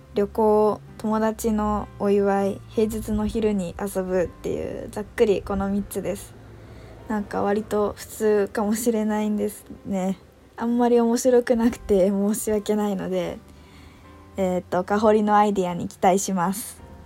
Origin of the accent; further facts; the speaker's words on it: Yamanashi, Japan; 私の地元の山梨県